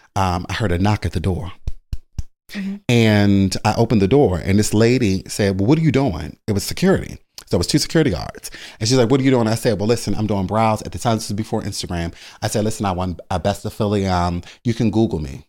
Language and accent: English; Baltimore, Maryland, United States; moved away; also born or lived in Philadelphia; I'm originally from Baltimore, Maryland